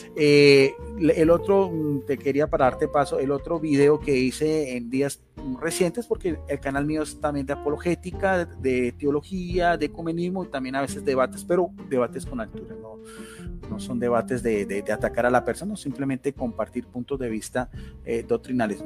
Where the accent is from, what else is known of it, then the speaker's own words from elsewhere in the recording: Colombia; also born or lived in Palmira, Valle del Cauca / Bogotá; soy de Colombia, vivo en, aquí en la ciudad de Palmira, Valle del Cauca, que es al suroeste de, de Colombia.